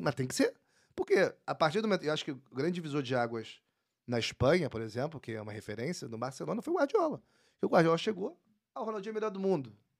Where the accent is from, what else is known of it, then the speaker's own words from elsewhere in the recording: Rio de Janeiro, Brazil; sou do, do Recreio, sou do Rio. É, eu até morei antes é, em outro lugar, mas cheguei no Recreio em 93, com 5 anos. Então, sou do Recreio